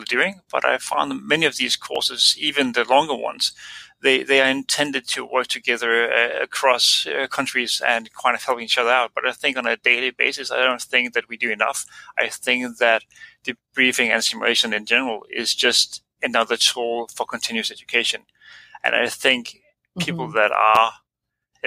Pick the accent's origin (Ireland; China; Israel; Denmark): Denmark; moved away as an adult; now in Australia; I'm an anesthetist from Denmark